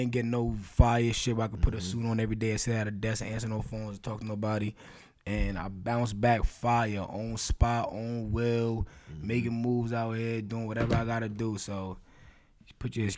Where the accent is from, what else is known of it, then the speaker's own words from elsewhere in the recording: Long Island, New York, United States; growing up in Long Island, like I was like real big, like on the skate scene when I was a kid.